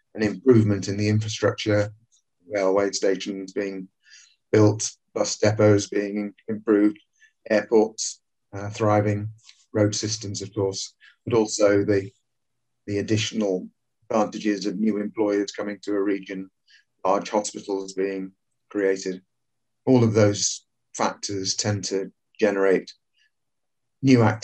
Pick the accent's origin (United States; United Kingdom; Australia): United Kingdom; England; I am British through and through, or even English through and through.